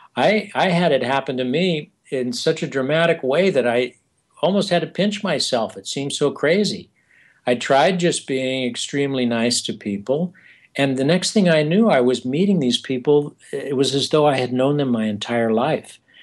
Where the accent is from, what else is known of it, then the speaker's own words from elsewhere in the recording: eastern San Diego County, California, United States; moved away; also born or lived in New York City / Arizona; I come from the Southwest originally, from eastern San Diego uh, County